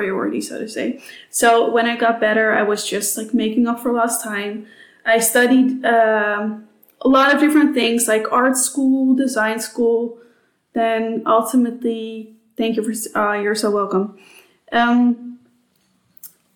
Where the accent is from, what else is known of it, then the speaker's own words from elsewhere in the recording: Amsterdam, North Holland, Netherlands; English is a second language; moved away as an adult; also born or lived in United States / Singapore; now in Sydney, Australia; I am Dutch, which you can probably hear. I'm from Amsterdam